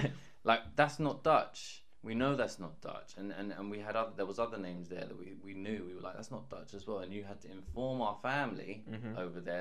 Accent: London, United Kingdom; We were born and raised in London.

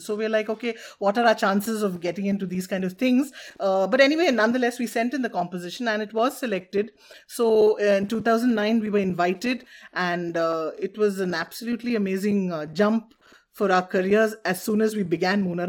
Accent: Bangalore, Karnataka, India; both of us have grown up in Bangalore

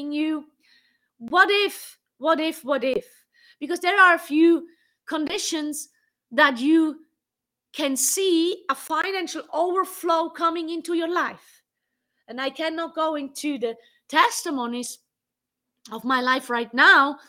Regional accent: Switzerland; English is a second language; moved away as an adult; now in United States; I grew up in Switzerland and I lived in Switzerland for the most of my life. I'm living here in America since 2.5 years

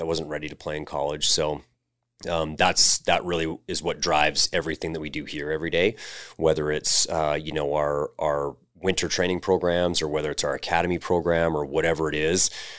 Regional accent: Red Deer, Alberta, Canada; also born or lived in Australia; Yeah, I grew up in Red Deer. So, you know, really similar to a lot of the Calgary players that we coach here.

